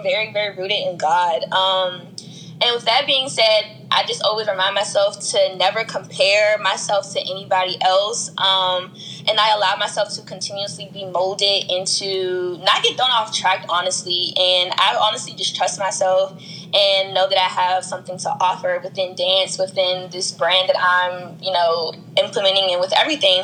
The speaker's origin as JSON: {"language": "English", "area": "Prince George's County", "region": "Maryland", "country": "United States", "said": "I'm from PG County, Maryland."}